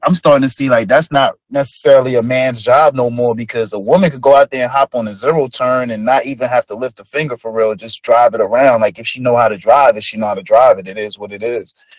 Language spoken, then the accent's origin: English; Jamaica; moved away; I'm Jamaican